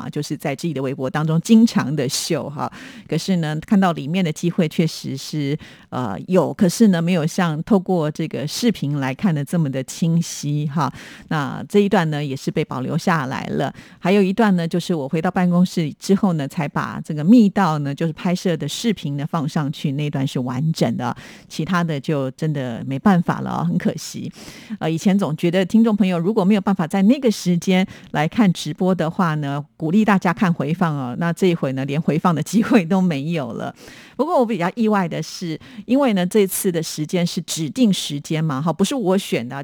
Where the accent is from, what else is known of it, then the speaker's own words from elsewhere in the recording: Taipei, Taiwan; 我们都是台北人